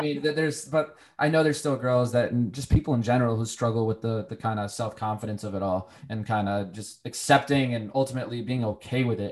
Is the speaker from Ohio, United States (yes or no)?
no; Connecticut, United States; moved away as an adult; also born or lived in Charlotte / Virginia; I've lived in Charlotte, I've lived in Virginia, I'm from Connecticut. You know, my family's local, but you know, I've lived all over the place for various opportunities.